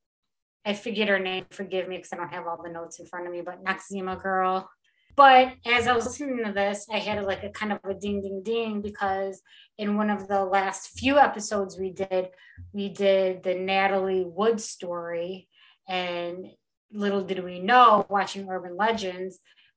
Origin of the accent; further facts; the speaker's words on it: Taylor, Michigan, United States; also born or lived in Oakland County, Michigan; I was born and raised in Taylor, Wayne County girl, before I became an Oakland County girl